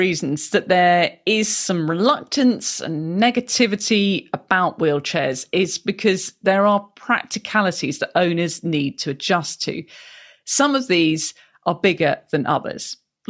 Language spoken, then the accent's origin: English; United Kingdom; I am a Brit